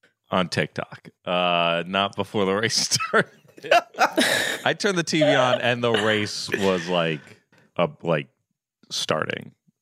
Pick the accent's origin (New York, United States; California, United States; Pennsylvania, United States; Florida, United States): Florida, United States; Coral Springs; Yeah, I'm from Florida.